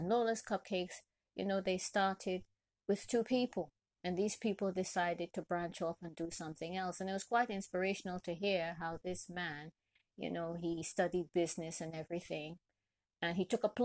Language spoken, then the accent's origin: English; Trinidad & Tobago; I'm originally from Trinidad and Tobago and proud to be Trinidadian from birth